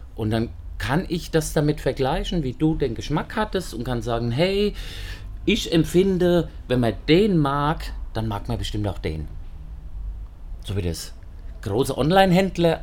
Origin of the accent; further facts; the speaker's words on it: Aschaffenburg, Bavaria, Germany; moved away as an adult; now in Wiesbaden, Germany; Ich komme aus Aschaffenburg ursprünglich